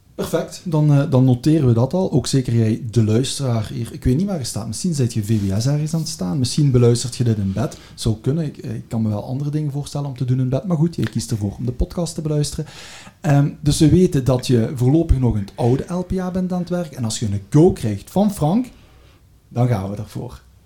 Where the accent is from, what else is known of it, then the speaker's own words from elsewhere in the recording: Belgium; we zijn al met twee Belgen